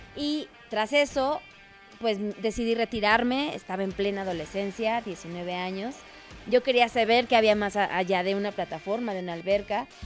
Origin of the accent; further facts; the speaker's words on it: Mexico; como buen mexicano